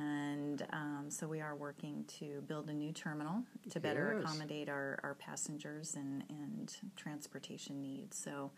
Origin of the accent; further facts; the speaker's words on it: Arizona, United States; now in Missouri, United States; And I moved here 4 years ago. I came from Arizona